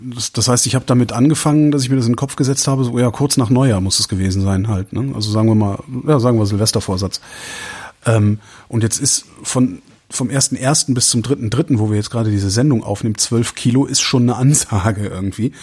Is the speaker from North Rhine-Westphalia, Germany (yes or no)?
yes; Cologne, North Rhine-Westphalia, Germany; now in Berlin, Germany; ich komme aus, aus Köln